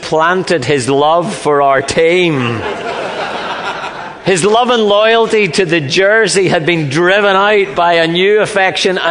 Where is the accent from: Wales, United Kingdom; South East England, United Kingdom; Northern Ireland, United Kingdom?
Northern Ireland, United Kingdom; moved away; I come from Northern Ireland